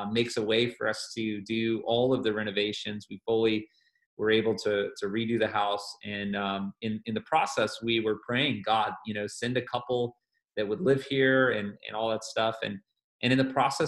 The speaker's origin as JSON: {"language": "English", "town": "Atlanta", "region": "Georgia", "country": "United States", "moved": "as an adult", "lives_now": "Columbus, United States", "said": "I'm originally from the Atlanta area and moved away from that area in about 2009"}